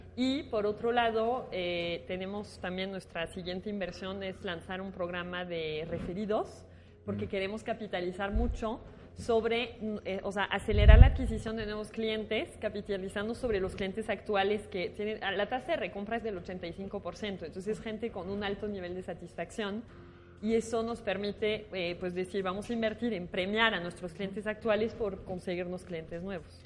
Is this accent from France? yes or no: yes; France; moved away as an adult; now in Mexico; francesa, estoy en Francia, pero llegué a México por amor a Latinoamérica y ya nunca me regresé